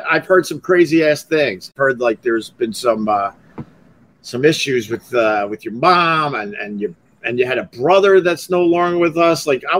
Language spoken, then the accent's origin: English; Centerport, New York, United States; moved away as an adult; also born or lived in Geneseo / Rochester; I'm from Centerport, Long Island.